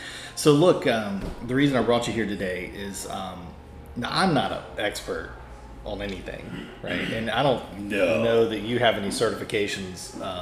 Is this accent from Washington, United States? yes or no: no; North Louisiana, United States; from North Louisiana, so we were closer to Dallas than we were New York.